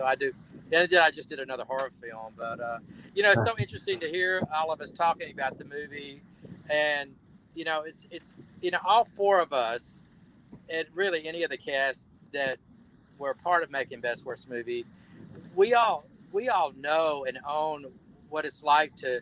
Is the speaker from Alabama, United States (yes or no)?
yes; Alabama, United States; accent: Southern; moved away; here I am back in Alabama, got my Southern accent back, and, you know, it's home for me